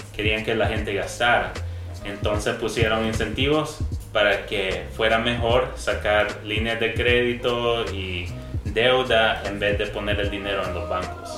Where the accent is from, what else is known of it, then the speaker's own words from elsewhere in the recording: Canada; moved away as an adult; now in El Salvador; yo nací acá en El Salvador, pero viví la mayor parte de mi vida en Canadá.